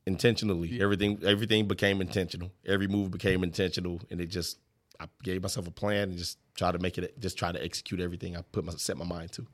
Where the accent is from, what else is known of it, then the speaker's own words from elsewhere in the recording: Illinois, United States; also born or lived in St. Louis, Missouri / Lebanon, Illinois / East St. Louis, Illinois / Greenville, Illinois; I was raised in Lebanon, Illinois.